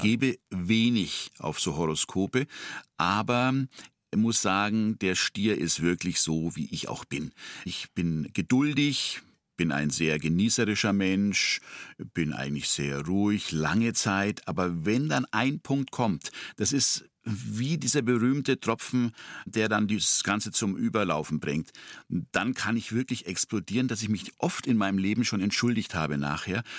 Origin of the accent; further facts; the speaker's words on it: Tornau, Upper Franconia, Bavaria, Germany; accent: süddeutsche Stimme; Franconian; also born or lived in Nuremberg; now in Munich, Germany; meine Schwester, die ist vier Jahre älter als ich und äh, meine Person, wir sind in diesem Tornau aufgewachsen